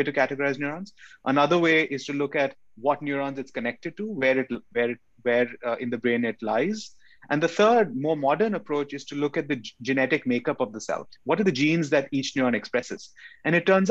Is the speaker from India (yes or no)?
yes; India; moved away as an adult; also born or lived in Chandigarh, India / New Delhi, India / New York City, United States; now in San Diego, United States; I grew up in India. I was born in India and I grew up in India.